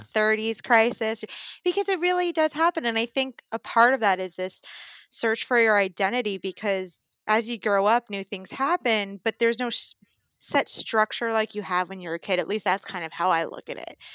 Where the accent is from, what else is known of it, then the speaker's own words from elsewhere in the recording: New York City, New York, United States; I grew up in Brooklyn.